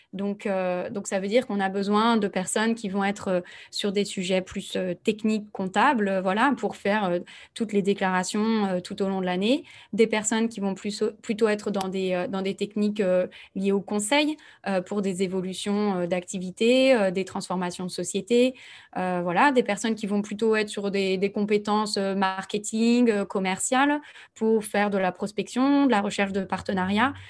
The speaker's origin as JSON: {"language": "French", "town": "Nantes", "region": "Pays de la Loire", "country": "France", "tie": "born or raised there", "also_born_or_lived": "Bordeaux", "moved": "as an adult", "lives_now": "Toulouse, France", "said": "je suis née à Nantes et j'ai fait un petit passage par Bordeaux"}